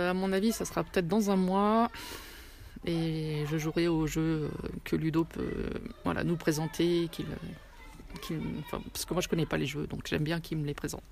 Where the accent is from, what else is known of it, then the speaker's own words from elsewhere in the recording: Amplepuis, Auvergne-Rhône-Alpes, France; je viens d'Ample-Pluie